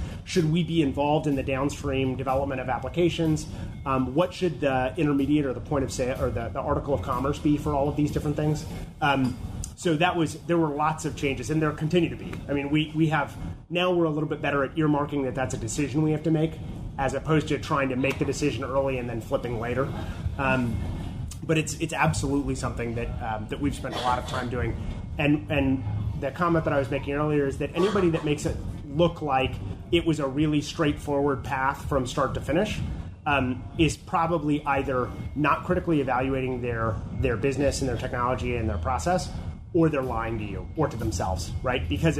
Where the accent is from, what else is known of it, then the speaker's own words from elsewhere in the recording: California, United States; what we thought was, well, we're from California.